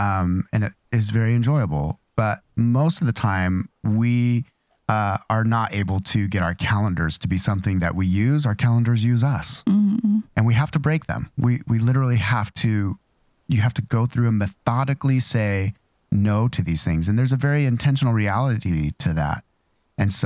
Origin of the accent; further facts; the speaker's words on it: Idaho, United States; I'm from Idaho